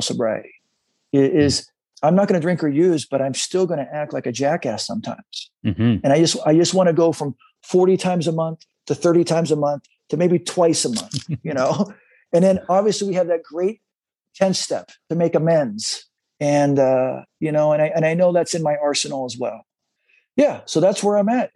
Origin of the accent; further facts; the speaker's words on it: San Diego, California, United States; now in Los Angeles, United States; I grew up in San Diego, loved the energy of the waves, loved to body surf